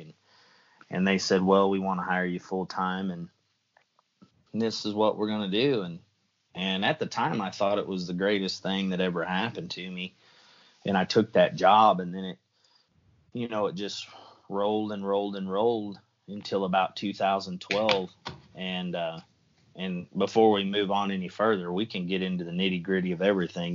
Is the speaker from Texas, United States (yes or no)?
no; Southwest Missouri, United States; moved away; I'm from the Midwest originally, you know, Southwest Missouri